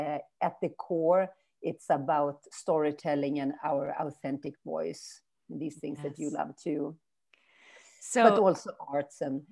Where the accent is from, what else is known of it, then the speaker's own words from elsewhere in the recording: northern Sweden, Sweden; also born or lived in Brazil / Germany; And then I moved back to Sweden 2014, and I have been here since in my hometown in Northern Sweden.